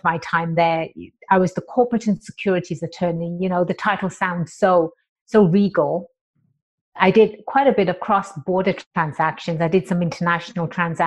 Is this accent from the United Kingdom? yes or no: yes; England, United Kingdom; also born or lived in Birmingham; now in San Diego, United States; I was born and raised in England